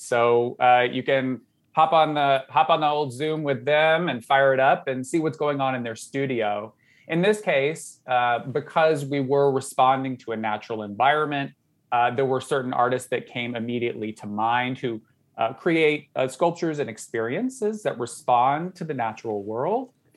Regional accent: Southern Georgia, United States; moved away; I grew up in Southern Georgia.

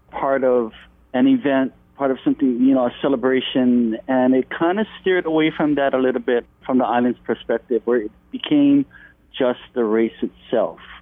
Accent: Molokai, Hawaii, United States; I'm from Molokai

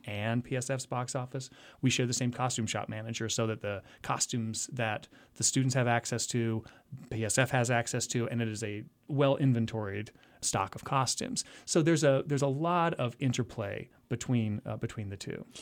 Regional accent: the Ozarks, Southwest Missouri, United States; moved away as an adult; also born or lived in New York area; now in Lehigh Valley, United States; I'm originally from the Ozarks, Southwest Missouri

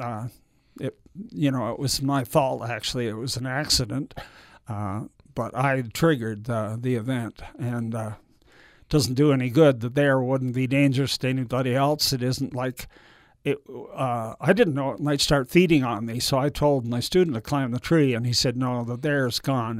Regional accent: Canada; moved away; being Canadian, I thought I might move back there.

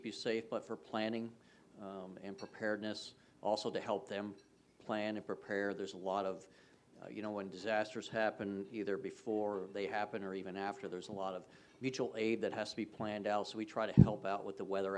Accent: South Florida, United States; moved away as an adult; also born or lived in North Carolina; now in Kansas, United States; I grew up in South Florida.

